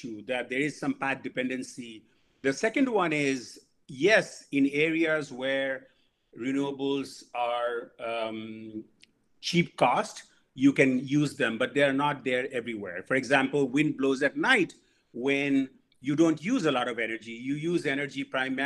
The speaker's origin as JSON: {"language": "English", "country": "India", "tie": "born or raised there", "moved": "yes", "said": "I grew up in India"}